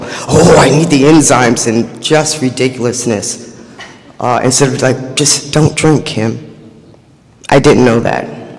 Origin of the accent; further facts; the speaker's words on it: New York City, New York, United States; I was born and raised in Harlem, USA.